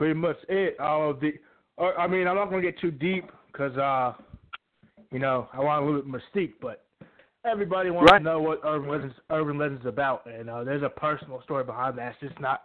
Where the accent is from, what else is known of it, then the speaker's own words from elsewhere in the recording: Virginia Beach, Virginia, United States; I'm from Virginia Beach, Virginia